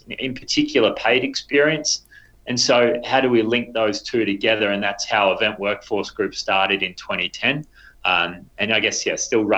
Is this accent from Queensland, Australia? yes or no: no; Geelong, Victoria, Australia; Geelong boy